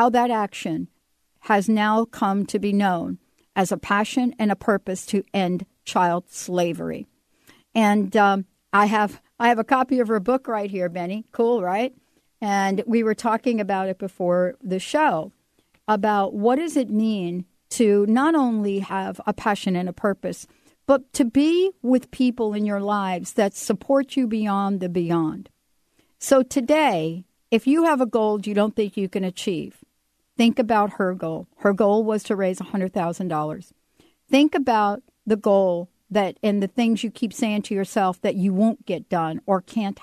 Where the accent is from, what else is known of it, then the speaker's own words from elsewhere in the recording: New York, United States; also born or lived in Western Washington; now in Washington, United States; I grew up in the Bronx and I grew up in New York